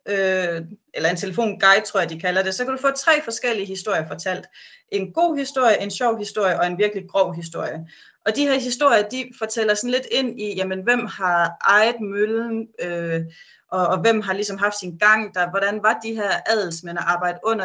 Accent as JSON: {"language": "Danish", "country": "Denmark", "said": "vi som danskere"}